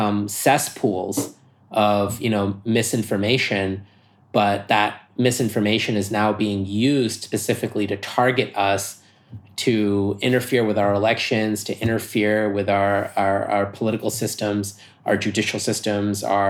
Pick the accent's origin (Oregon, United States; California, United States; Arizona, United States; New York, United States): New York, United States; I'm American, and I'm a New Yorker. So having grown up in New York